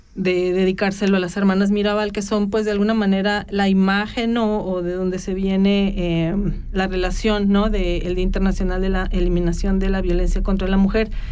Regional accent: Mexico; moved away; los que venimos de México y las latitudes latinoamericanas

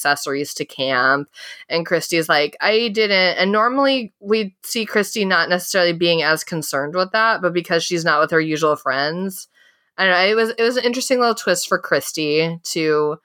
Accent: Midwest, United States

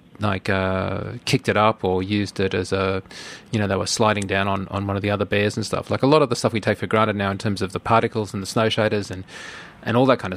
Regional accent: Australia; being an Australian

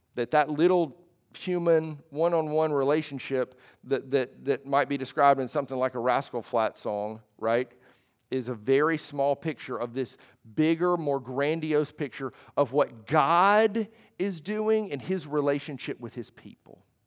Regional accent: United States; being an American

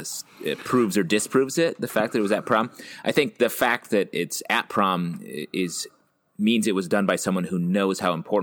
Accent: Queens, New York, United States; You guys promming over here? Yeah, I get it. I'm from Queens.

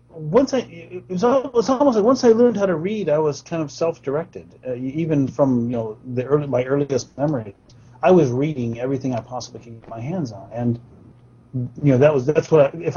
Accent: Porterville, California, United States; we grew up in Porterville

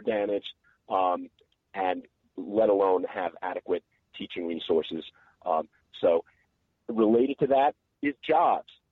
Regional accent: New York, United States; now in North Carolina, United States; I grew up in New York and I went to a segregated public school

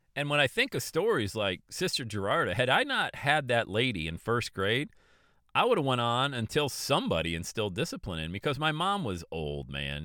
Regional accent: Bradford, Pennsylvania, United States; I grew up in Bradford, Pennsylvania, population eight thousand people

